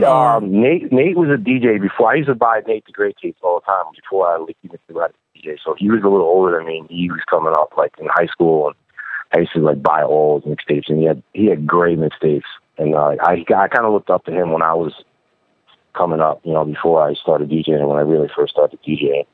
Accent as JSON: {"language": "English", "town": "Albany", "region": "New York", "country": "United States", "tie": "born or raised there", "also_born_or_lived": "Brooklyn, New York", "said": "born and raised in Albany, New York, which is like two and a half hours north of New York City"}